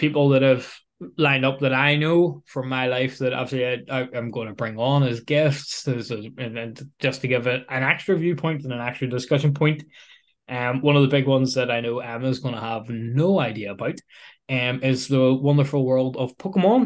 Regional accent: Northern Ireland, United Kingdom; accent: Belfast; the rich Belfastic accents that we probably both have

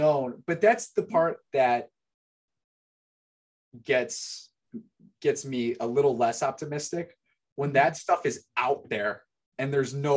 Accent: Chicago, Illinois, United States; Gary and I we're from the Chicago area

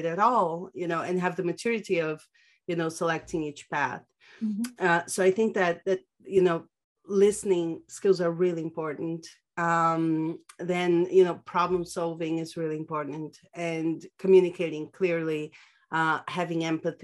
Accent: São Paulo, Brazil; moved away as an adult; now in Barcelona, Spain; I'm originally from Brazil, born and raised in São Paulo. I currently live in Barcelona, been here for 4 years now.

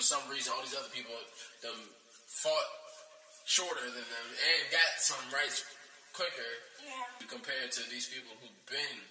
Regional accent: United States; being an American, born in America

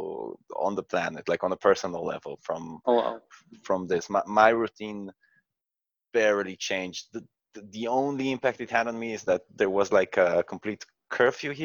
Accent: Israel; I come from Israel

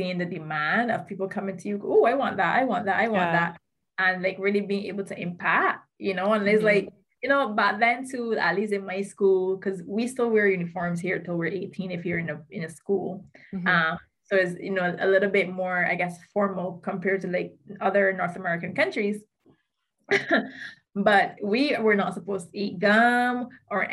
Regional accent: Barbados; also born or lived in United States; 2017 when I moved back from the States to Barbados

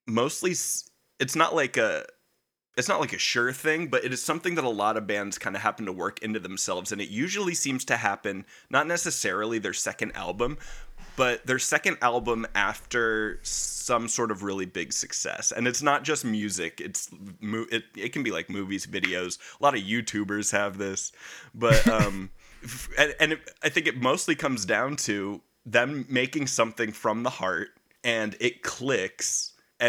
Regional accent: United States; it's my right as an American

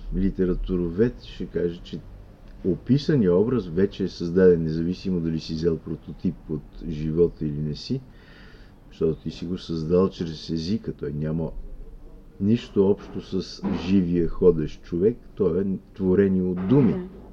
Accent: Bulgaria; българите, които мислиме да. със своя български език

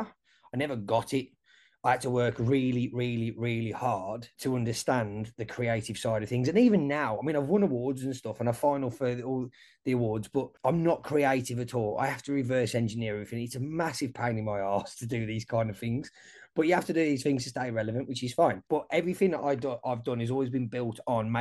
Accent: Wolverhampton, West Midlands, United Kingdom; moved away as an adult; now in Australia; I'm from Wolverhampton, and we've got like a really multicultural diverse community. Like, I grew up, most of my mates were either black, Indian, Pakistani.

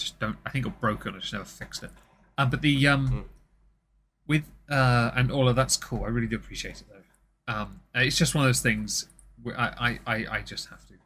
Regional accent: England, United Kingdom; I'm obviously English

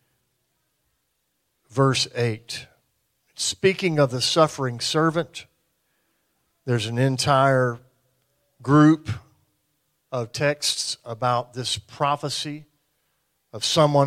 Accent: American South, United States; We're from the American South

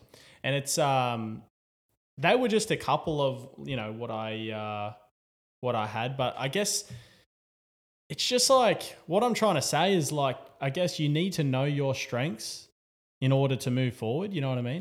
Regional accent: Newcastle, New South Wales, Australia; as an Australian, as a Novocastrian

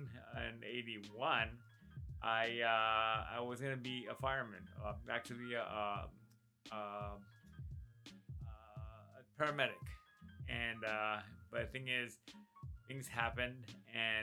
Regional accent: Los Angeles, California, United States; I was born and raised in East LA, Boyle Heights

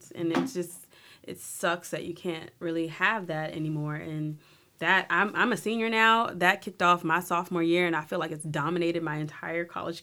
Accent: New Orleans, Louisiana, United States; I'm from New Orleans, I'm not local to Natchitoches

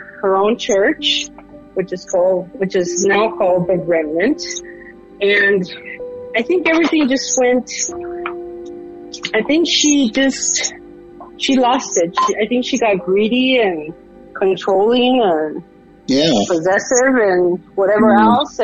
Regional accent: Los Angeles, California, United States; moved away as an adult; now in Colorado, United States; I'm a Latina from Los Angeles, California. And I come from Mexican parents. And I moved to Colorado in 92

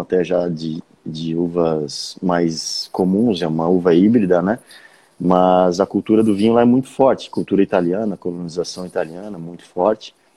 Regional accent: Urussanga, Santa Catarina, Brazil; also born or lived in Jaraguá do Sul; Eu fui com poucos dias de vida para Uruçanga, que é onde a família do meu pai mora. Então eu cresci

